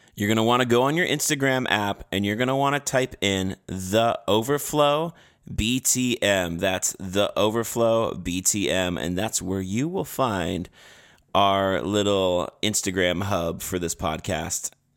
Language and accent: English; Canada; I'm from Canada